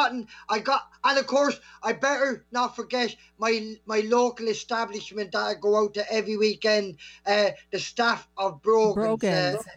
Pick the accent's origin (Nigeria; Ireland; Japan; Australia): Ireland; Bagenalstown, Leinster; my hometown of Bagnallstown